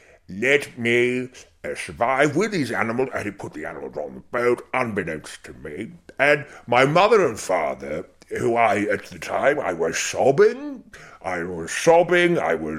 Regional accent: Zimbabwe; now in United Kingdom; Yes, and I grew up in Rhodesia, which is obviously the pertinent part of your question, and I enjoyed it very, very much.

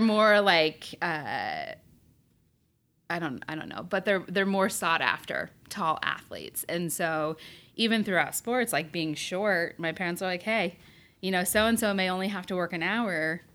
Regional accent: Berne, Indiana, United States; growing up in Bern, Indiana was great

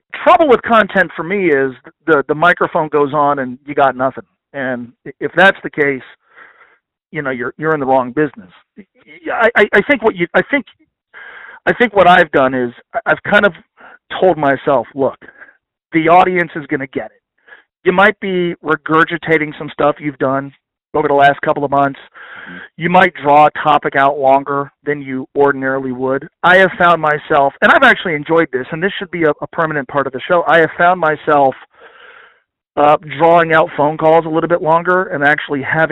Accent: Northern Kentucky, United States; also born or lived in New Jersey; born in Northern Kentucky. Mm-hmm. We moved to New Jersey. We come back

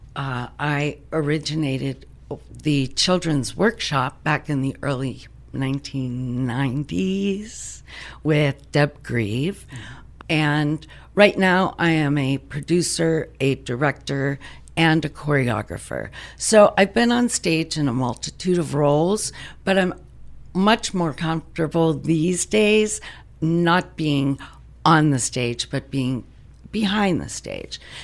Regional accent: Pittsburgh, Pennsylvania, United States; moved away as an adult; now in DuBois, United States; I'm originally from the Pittsburgh area

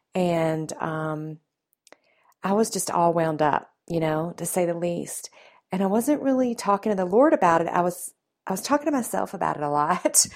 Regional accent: the South, United States; accent: Southern; my Southern roots. I was raised in the South

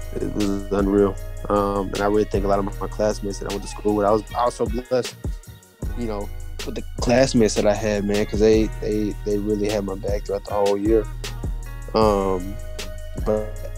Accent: Killeen, Texas, United States; also born or lived in El Paso, Texas / Germany; now in Houston, United States; go to school in my hometown in Killeen.

